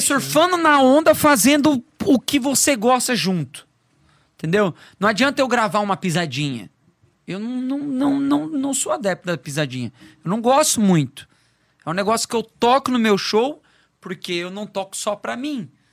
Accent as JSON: {"language": "Portuguese", "town": "Foz do Iguaçu", "region": "Paraná", "country": "Brazil", "tie": "born or raised there", "also_born_or_lived": "Curitiba", "moved": "as an adult", "lives_now": "Florianópolis, Brazil", "said": "eu sou de Foz do Iguaçu, lá em Foz"}